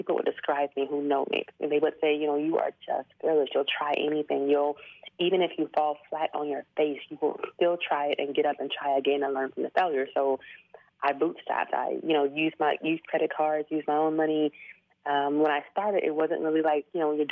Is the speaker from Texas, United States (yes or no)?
yes; Houston, Texas, United States; moved away as an adult; also born or lived in Chiang Mai, Thailand; I'm from Houston, Texas